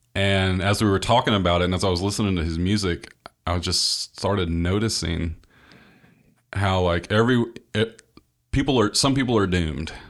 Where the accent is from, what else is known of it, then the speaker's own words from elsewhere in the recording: the American South, United States; being a Southerner